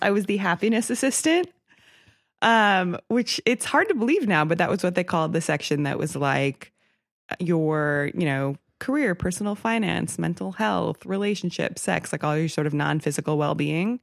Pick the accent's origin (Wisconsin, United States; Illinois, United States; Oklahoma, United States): Wisconsin, United States; outside of Milwaukee; I grew up outside of Milwaukee